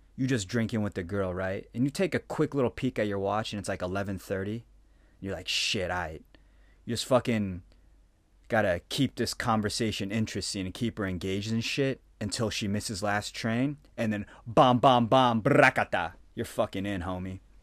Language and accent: English; Phoenix, Arizona, United States; moved away as an adult; now in Japan; I came from Phoenix, right? Arizona